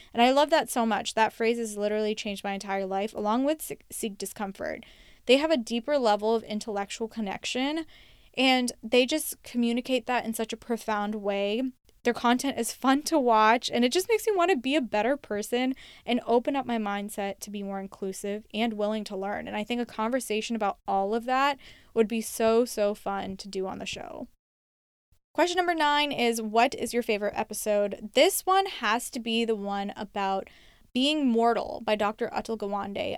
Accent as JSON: {"language": "English", "country": "United States", "tie": "born or raised there", "said": "I was born and raised in the United States"}